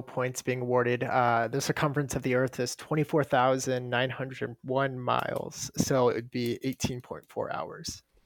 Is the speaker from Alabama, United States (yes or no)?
no; Omaha, Nebraska, United States; I'm from Omaha, Nebraska